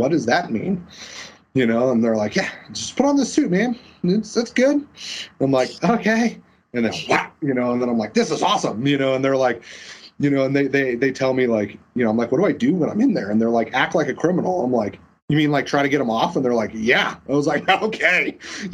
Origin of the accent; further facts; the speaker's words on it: Colorado Springs, Colorado, United States; I was born in Colorado Springs. I grew up in a place called Black Forest, which is still in Colorado Springs